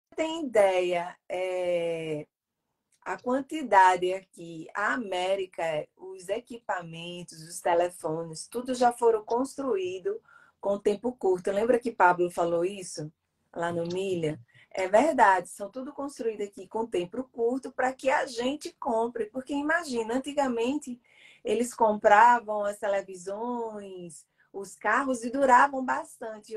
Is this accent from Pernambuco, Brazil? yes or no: yes; Recife, Pernambuco, Brazil; now in United States; eu sou nordestina, sim, Ana. Eu sou de Recife, sou pernambucana